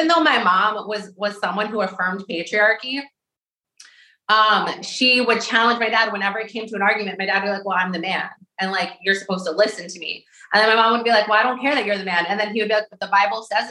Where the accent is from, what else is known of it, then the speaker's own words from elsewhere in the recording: Westchester, New York, United States; where I grew up in Westchester